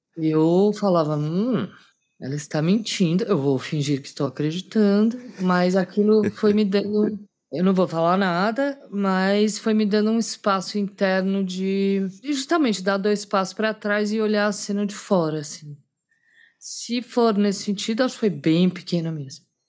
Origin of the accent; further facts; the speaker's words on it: Brazil; eu sou brasileira